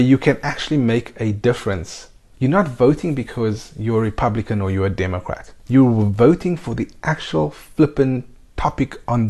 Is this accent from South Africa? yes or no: yes; South Africa; now in Spain; We are also South African citizens, so we have dual nationality. And yes, we live in Spain.